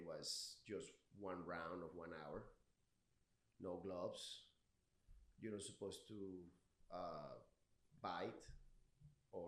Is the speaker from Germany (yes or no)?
no; Venezuela; English is a second language; moved away; originally from Venezuela. Like I say, I gotta apologize for my accent. My English is pretty fucked up